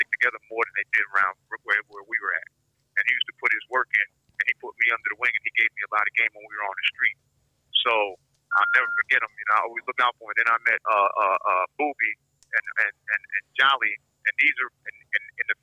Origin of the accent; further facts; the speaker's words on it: Connecticut, United States; I'm from Connecticut